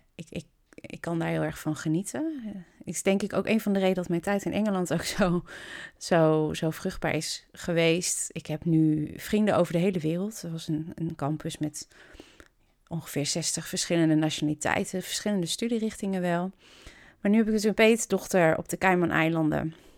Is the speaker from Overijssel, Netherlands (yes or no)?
yes; Kampen, Overijssel, Netherlands; moved away as an adult; also born or lived in England / Rotterdam / Emmen; Ik woon in Kampen. Ik ben er geboren, getogen